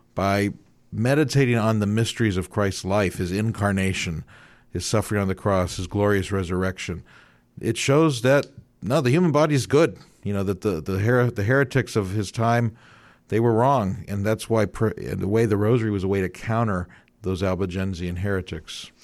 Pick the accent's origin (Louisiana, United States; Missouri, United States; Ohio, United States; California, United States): Ohio, United States; Youngstown; now in Columbus, United States; I grew up in Youngstown, that's where mom's from